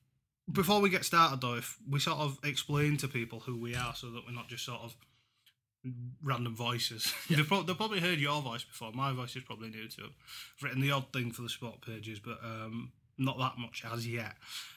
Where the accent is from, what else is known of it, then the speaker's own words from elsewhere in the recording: Huddersfield, Yorkshire and the Humber, United Kingdom; and Huddersfield win 36, I'll be happy, because I've got a soft spot for them, obviously, being my hometown club.